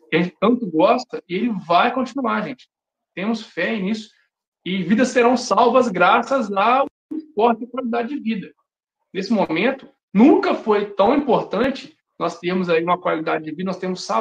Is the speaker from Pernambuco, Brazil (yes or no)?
no; Minas Gerais, Brazil; Se eu estivesse lá na minha cidade, no interior de, de Minas, eu não teria parado de correr um dia sequer, porque eu treinava na zona rural.